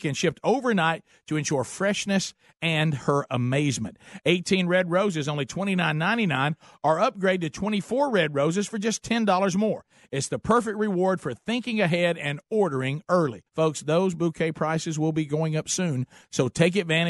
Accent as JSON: {"language": "English", "region": "Alabama", "country": "United States", "said": "We're from Alabama"}